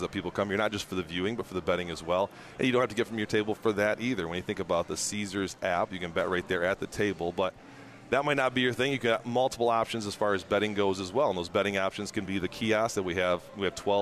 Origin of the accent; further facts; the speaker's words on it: Michigan, United States; now in New Orleans, United States; I'm originally from Michigan